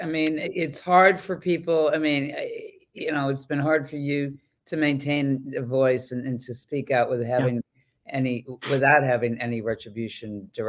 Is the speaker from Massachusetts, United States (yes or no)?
yes; Boston, Massachusetts, United States; I mean, I'm from Boston.